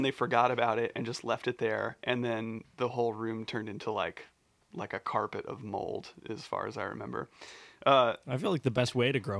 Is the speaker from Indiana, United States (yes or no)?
yes; Bloomington, Indiana, United States; I'm just from Bloomington.